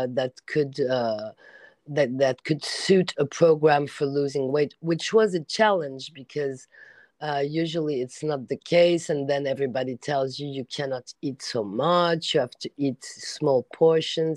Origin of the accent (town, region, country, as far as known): France; English is a second language